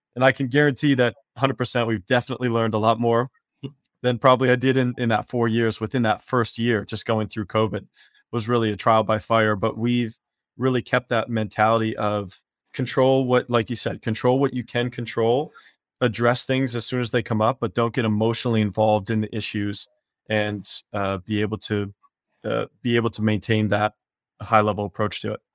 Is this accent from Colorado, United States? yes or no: no; Wisconsin, United States; moved away as an adult; also born or lived in Spain / Caribbean; now in San Diego, United States; I grew up in Wisconsin